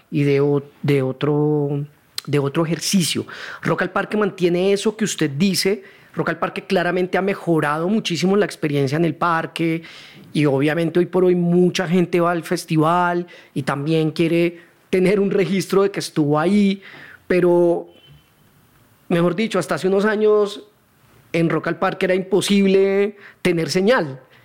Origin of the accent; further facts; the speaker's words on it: Neiva, Huila, Colombia; moved away as an adult; also born or lived in Cali; now in Bogotá, Colombia; mi familia vivió en Cali hasta el 79. Y mm. ahí, por temas del trabajo de mi papá, nos tocó ir a Neiva, 10 años